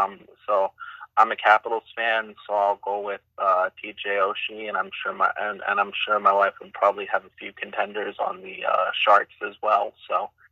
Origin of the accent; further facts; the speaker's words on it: Baltimore, Maryland, United States; moved away; I'm from Baltimore, thus the name.